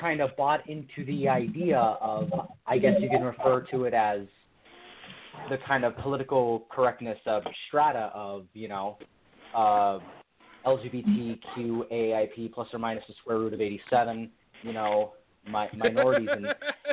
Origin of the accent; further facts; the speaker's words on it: California, United States; I'm from California